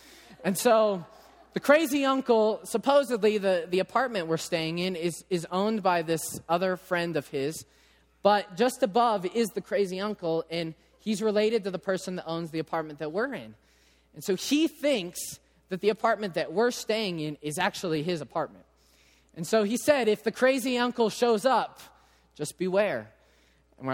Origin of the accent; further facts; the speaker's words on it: England, United Kingdom; obviously, I'm English, they're Italian. I know I can't speak their language.